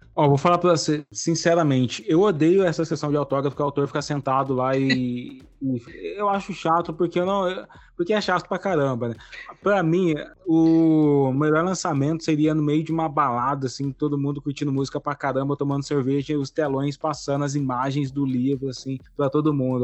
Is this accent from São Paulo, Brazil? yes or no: yes; interior of São Paulo, Brazil; sou aqui do interior de São Paulo